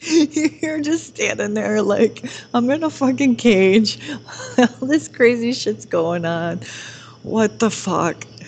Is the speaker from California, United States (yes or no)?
no; Detroit, Michigan, United States; we're from Detroit